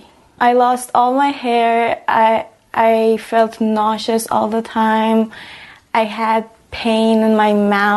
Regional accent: Iran; now in Canada; I come from Iran

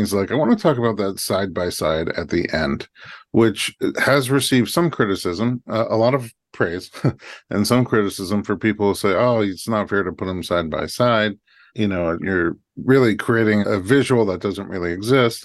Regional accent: New York, United States; now in Los Angeles, United States; former New Yorker

